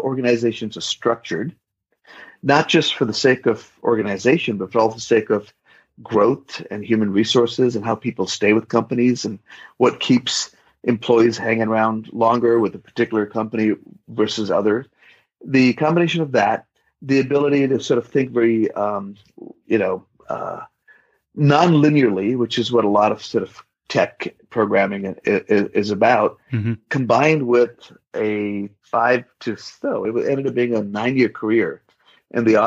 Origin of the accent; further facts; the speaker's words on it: India; also born or lived in Bay Area, California / Western North Carolina; now in North Carolina, United States; adopting this beautiful baby girl from an orphanage in my hometown where I grew up.